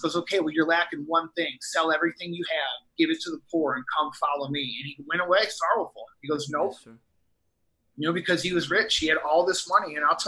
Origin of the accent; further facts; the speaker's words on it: Midwest, United States; And I'm like, no, I'm from the Midwest, and I say all set.